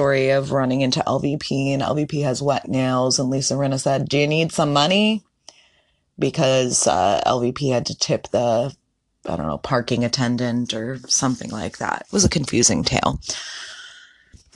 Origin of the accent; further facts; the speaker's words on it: Northeast, United States; I'm from the Northeast.